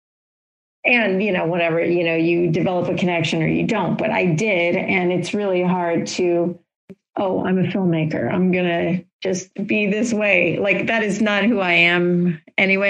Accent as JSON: {"language": "English", "region": "Florida", "country": "United States", "tie": "born or raised there", "moved": "yes", "said": "I grew up in Florida and have ties to Florida because my family is there still"}